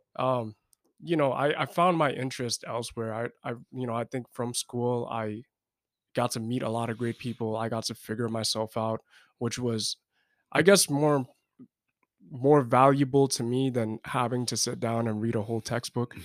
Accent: New York City, New York, United States; moved away; I'm from New York City, uh, specifically in Brooklyn

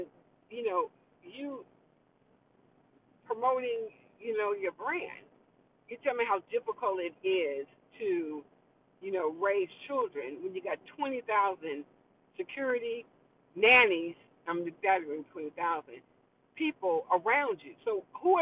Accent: New York, United States; accent: New York; my New York accent

